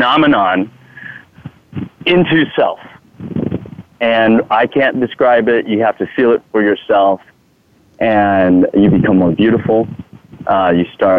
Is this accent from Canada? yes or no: no; Thailand; English is a second language; now in United States; I'm Thai. I'm from Thailand.